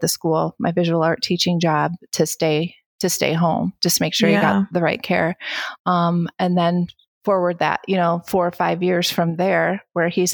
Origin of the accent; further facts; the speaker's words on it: Kalamazoo, Michigan, United States; moved away as an adult; I grew up in Kalamazoo and I went to school in Kalamazoo